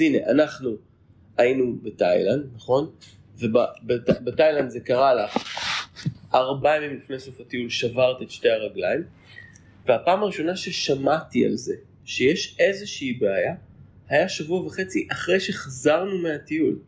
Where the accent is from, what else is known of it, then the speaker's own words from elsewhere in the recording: Haifa, Haifa District, Israel; moved away as an adult; now in Pardes Hanna-Karkur, Israel; אני גרתי רוב חיי בחיפה. למעשה נולדתי בחיפה